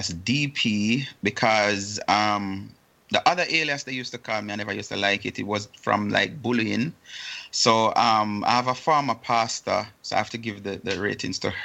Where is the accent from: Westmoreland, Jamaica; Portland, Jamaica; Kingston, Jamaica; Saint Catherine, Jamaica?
Portland, Jamaica; Port Antonio; moved away as an adult; now in Columbus, United States; in my hometown, which is Port Antonio